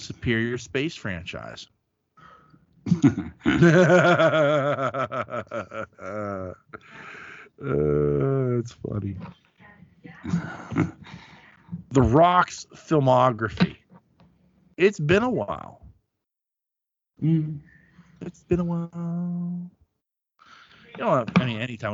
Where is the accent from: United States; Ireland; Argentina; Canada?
United States; as an American